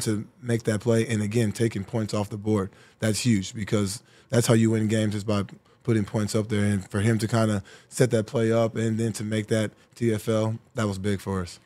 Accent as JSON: {"language": "English", "region": "Texas", "country": "United States", "tie": "born or raised there", "also_born_or_lived": "Indianapolis / Buffalo", "moved": "as an adult", "said": "getting back to my home state, getting back to my home city"}